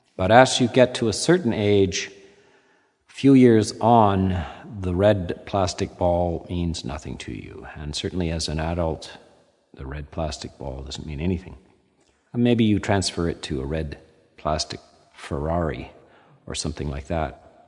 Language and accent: English; Canada; being Canadian